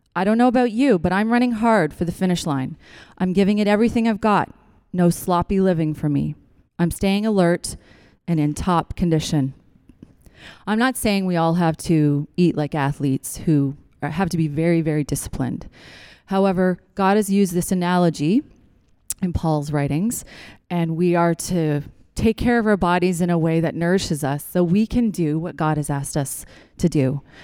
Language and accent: English; Newfoundland and Labrador, Canada; now in Ontario, Canada; I'm from Newfoundland. We grow root vegetables.